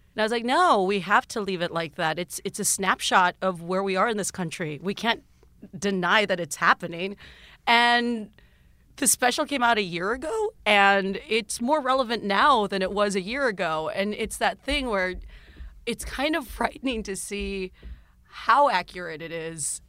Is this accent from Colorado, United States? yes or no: no; South Texas, United States; now in Los Angeles, United States; growing up in South Texas